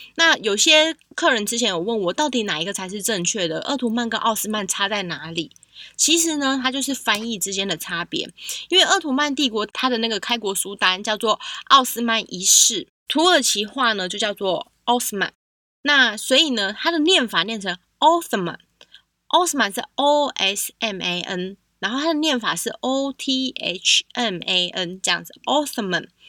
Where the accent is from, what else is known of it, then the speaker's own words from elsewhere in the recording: Taiwan; 我自己身为台湾人